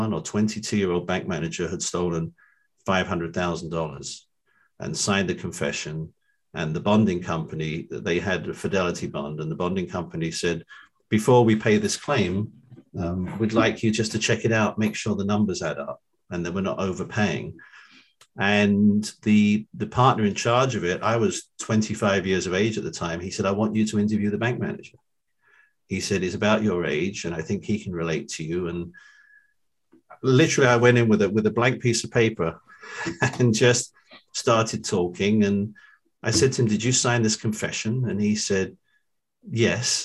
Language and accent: English; London, United Kingdom; moved away as an adult; also born or lived in Philadelphia region / New Jersey; now in Cherry Hill, United States; I'm from London.